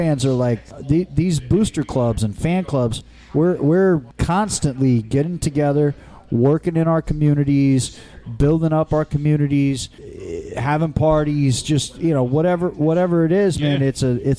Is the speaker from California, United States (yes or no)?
yes; California, United States; now in New Jersey, United States; I work in New York. I work in Manhattan. Live in Jersey, kid, you know, I'm like from California